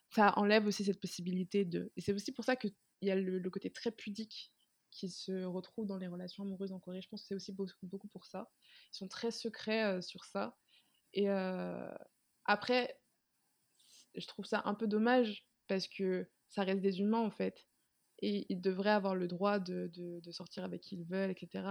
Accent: Martinique; now in France; je viens de Martinique. Là-bas, c'est très fermé, culturellement parlant

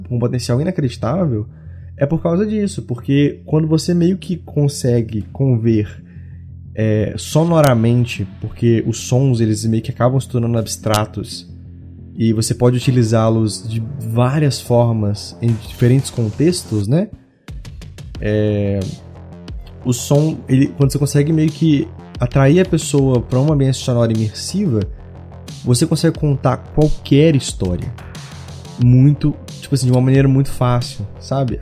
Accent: Minas Gerais, Brazil; eu sou de Minas

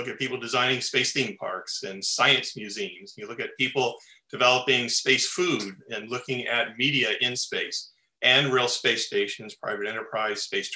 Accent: Los Angeles, California, United States; Born and raised in Los Angeles and love living here.

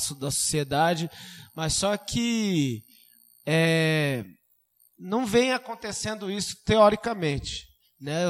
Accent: Suzano, São Paulo, Brazil; eu saí do Miguel Badra

